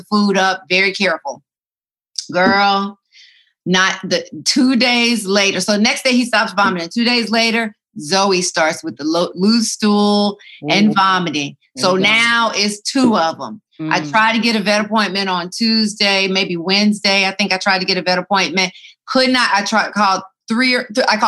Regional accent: Atlanta, Georgia, United States; moved away; I'm in Atlanta. Yes, and you know I love my hometown, love it so much

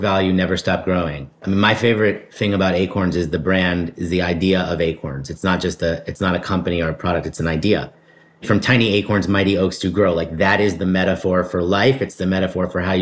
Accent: New York City, New York, United States; I'm a New York City kid. I grew up in the East Village

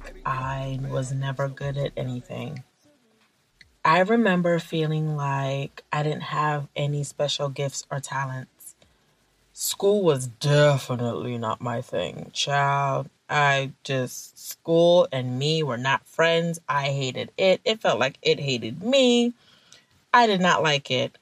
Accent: Nigeria; I'm Nigerian. And when I was a little girl in Nigeria

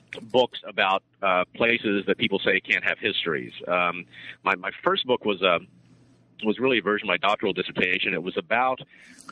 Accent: Arkansas, United States; moved away as an adult; also born or lived in Oxford, United Kingdom; I'm from Arkansas originally. I grew up in Arkansas on a cattle farm

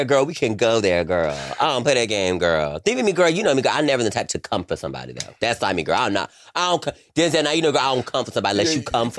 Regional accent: North Carolina, United States; moved away; me being in North Carolina

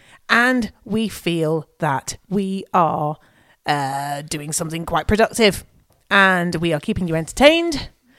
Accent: Nottingham, East Midlands, United Kingdom; I'm originally from Nottingham.

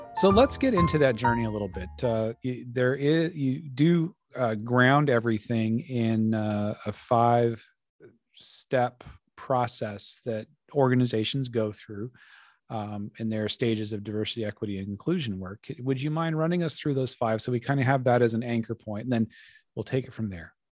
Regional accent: Colorado, United States; now in Laurel, Maryland, United States; I'm from Colorado originally

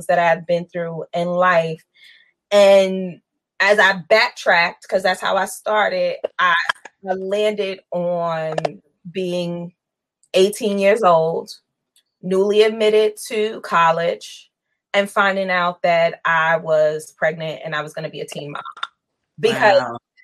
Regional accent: New York City, New York, United States; also born or lived in Queens, New York; So I grew up in Brooklyn, and Queens. Family bounced back and forth between Brooklyn and Queens.

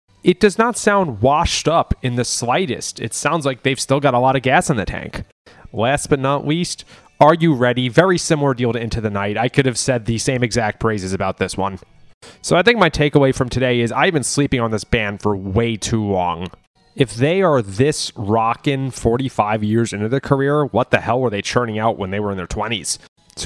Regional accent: United States; I'm too American

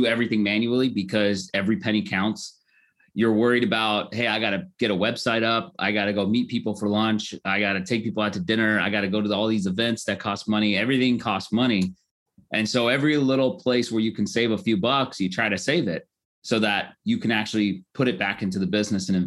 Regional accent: Norwalk, California, United States; also born or lived in Koreatown, Los Angeles; I grew up in Norwalk, California, which is kind of a small town

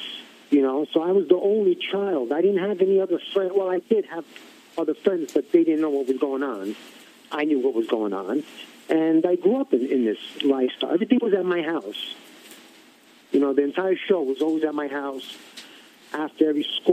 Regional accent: New York City, New York, United States; growing up in Bensonhurst

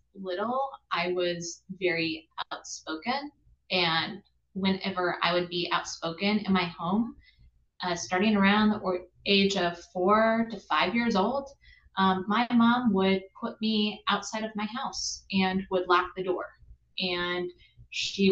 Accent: Midwest, United States; moved away as an adult; also born or lived in Appalachia; now in New York, United States; I grew up in the Midwest, and then I've also lived in Appalachia, as well as right now I live in the Northeast

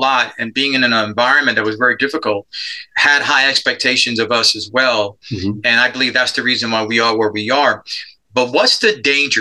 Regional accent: New York City, New York, United States; moved away as an adult; I grew up in Spanish Harlem. I'm a product of adoption

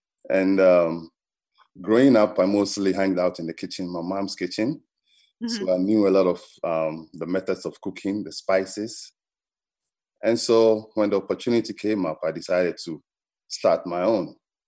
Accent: Ghana; moved away as an adult; now in Washington, DC, United States; So I grew up in Ghana, did all my education in Ghana, came to the United States sometime in the early 2000s.

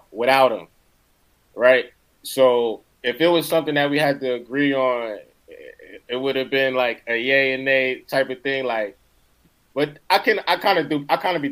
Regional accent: East Orange, New Jersey, United States; That's where I'm from. Yeah, from East Orange

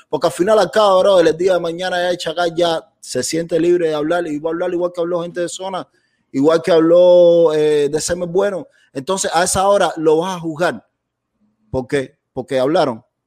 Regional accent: Cuba; moved away; como cubano

